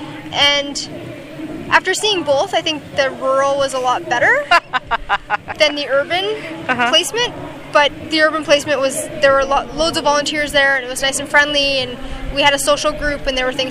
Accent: Bonnyville, Alberta, Canada; moved away as an adult; also born or lived in Zambia / Cameroon; now in British Columbia, Canada; I'm from Alberta, about 3 hours north of Edmonton

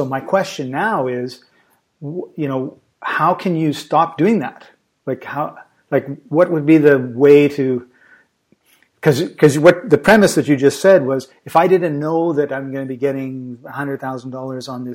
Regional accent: Vancouver, British Columbia, Canada; I'm talking to you from Macedonia in Europe, but I come from Vancouver, BC, Canada

